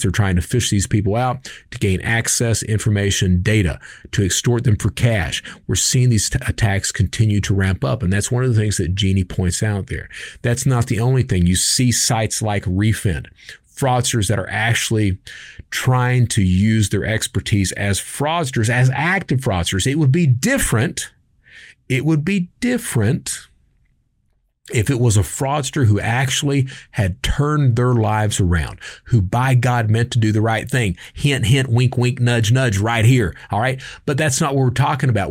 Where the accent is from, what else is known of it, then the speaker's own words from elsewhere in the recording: Kentucky, United States; I'm from Kentucky